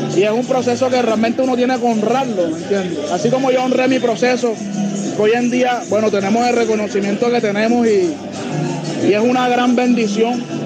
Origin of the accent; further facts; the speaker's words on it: Cartagena, Bolívar, Colombia; yo soy cartagenero, me crié en Olaya, eh, nací en Olaya, en el barrio La Puntilla, un barrio marginal de la ciudad